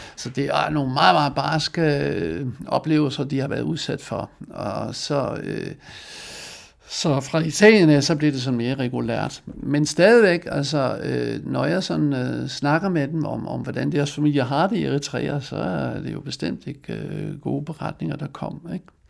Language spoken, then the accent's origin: Danish; Netherlands; Danish is a second language; moved away as an adult; now in Denmark; Jeg blev født i Holland og kom til Danmark i 1920, øh, ikke 1920, som 20-årig i 1970